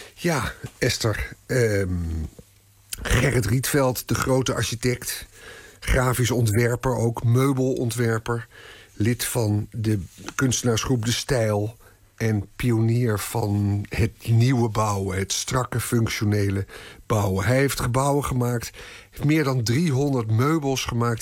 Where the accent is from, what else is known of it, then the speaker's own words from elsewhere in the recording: Amsterdam, North Holland, Netherlands; ik ben een echte Amsterdammer